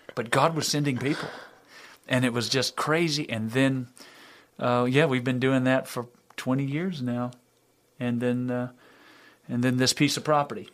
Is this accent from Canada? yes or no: no; Louisiana, United States; I'm from in Louisiana